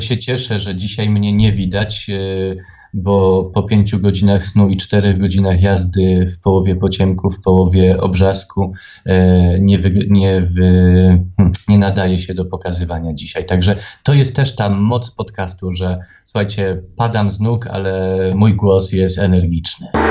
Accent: Tarnów, Lesser Poland, Poland; ja jestem z tego dumny, że ja jestem a, z prowincji

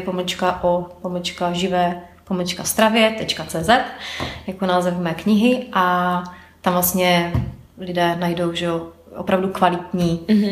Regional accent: Ostrava, Moravian-Silesian Region, Czechia; now in Prague, Czechia; pocházím z Ostravy, takže lidi mě tam více asi znají než tady v Praze

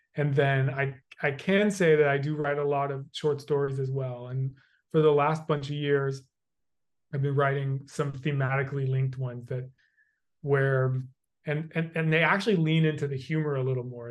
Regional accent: United States; I have the experience of being a white male growing up in the United States

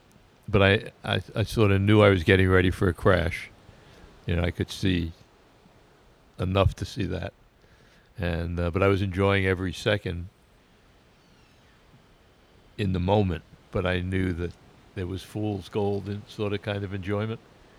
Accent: Oceanside, New York, United States; Oceanside, Long Island.

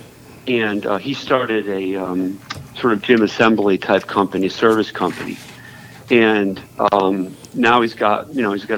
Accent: Northeast, United States; I'm from the Northeast

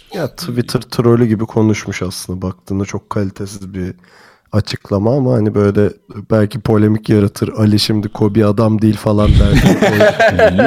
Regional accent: Turkey; bir Türk olarak

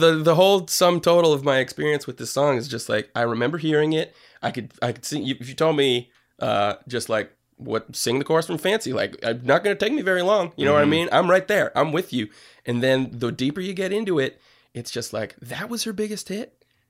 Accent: Ellington, Connecticut, United States; I am from Ellington, Connecticut.

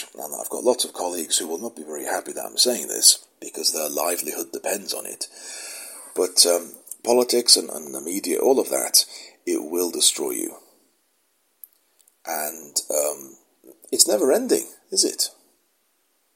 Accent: United Kingdom; I'm British

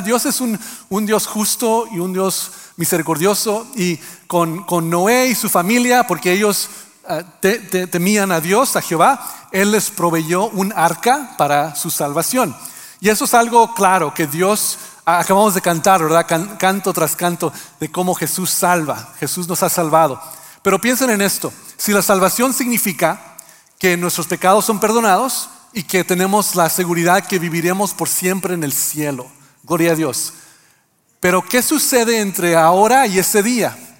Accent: Mexico; mexicanos que también ah, hacemos algo con nuestro español

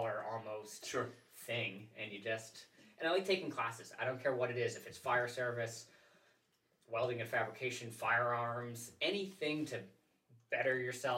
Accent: Maine, United States; I'm from Maine

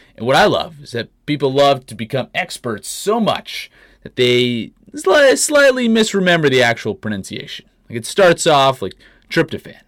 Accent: Canada; moved away as an adult; now in United States; Growing up in Canada

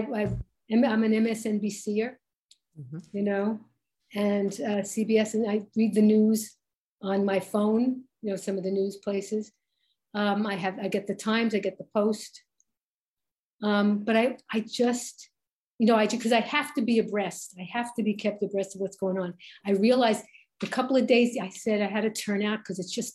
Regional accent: New York City, New York, United States; Growing up in Brooklyn, I welcomed the differences

